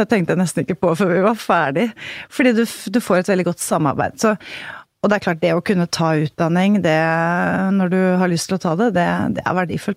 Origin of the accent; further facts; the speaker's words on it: Haga, Norway; also born or lived in Bærum; Eh, på det lille stedet Haga